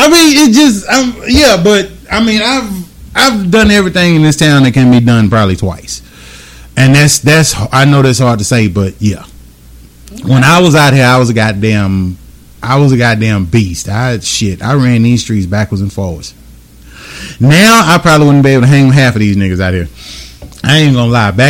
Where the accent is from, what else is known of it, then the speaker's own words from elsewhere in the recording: Houston, Texas, United States; moved away as an adult; also born or lived in Louisiana / Bryan, Texas; now in Oklahoma, United States; i I was born in St. Joseph Hospital, April 30th, oh, 1980. Shit. Yep, downtown Houston, Texas.